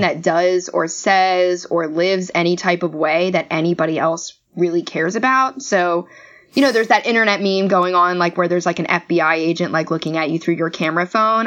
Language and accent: English; Maryland, United States; I hail from Maryland originally